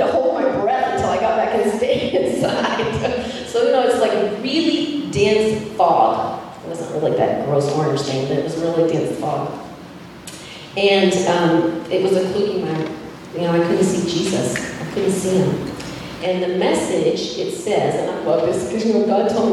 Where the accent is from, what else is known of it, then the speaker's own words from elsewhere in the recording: Amarillo, Texas, United States; moved away as an adult; also born or lived in Denver, Colorado; I grew up in Amarillo, Texas, which is plains